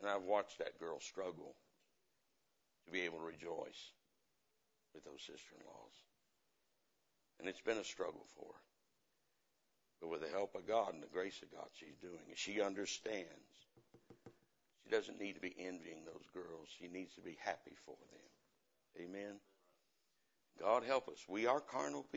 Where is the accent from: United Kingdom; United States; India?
United States; the Bible Belt; I come from the Bible Belt